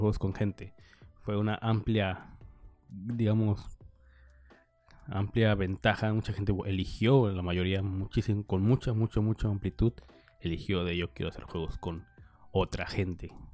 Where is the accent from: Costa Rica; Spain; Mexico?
Mexico; Nayarit; now in Sinaloa, Mexico; yo soy de Nayarit, pero vivo en Sinaloa